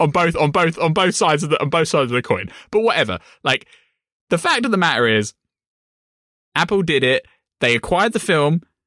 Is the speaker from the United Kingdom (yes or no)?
yes; United Kingdom; me as a British person